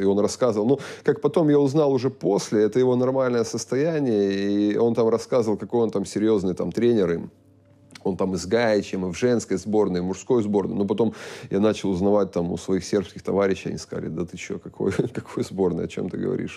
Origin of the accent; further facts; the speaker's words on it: Russia; moved away as an adult; also born or lived in Kazakhstan; у нас там в России